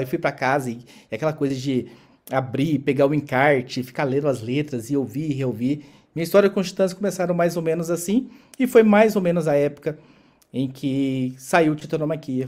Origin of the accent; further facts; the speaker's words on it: interior of Goiás, Brazil; eu, nasci em Goiás, no interior de Goiás